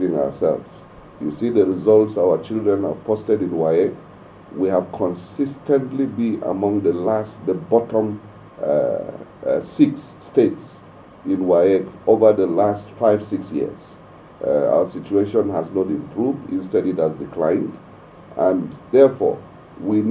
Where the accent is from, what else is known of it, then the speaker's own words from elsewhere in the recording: Mangu, Plateau, Nigeria; I come from the potato belt. I'm from Mangu, so I've been farming potatoes all my life.